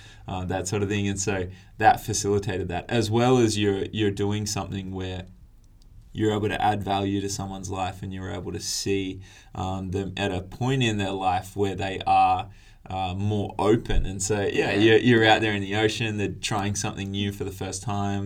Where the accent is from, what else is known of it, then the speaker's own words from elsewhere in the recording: Tweed Coast, New South Wales, Australia; moved away as an adult; also born or lived in Newcastle, Australia; now in Adelaide, Australia; I was based up on the Tweed Coast, which is like the southern end of the Gold Coast, for those that don't know the area too well. And yeah, grew up around there